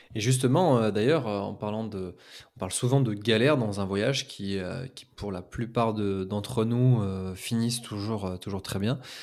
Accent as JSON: {"language": "French", "country": "France", "said": "en tant que Français"}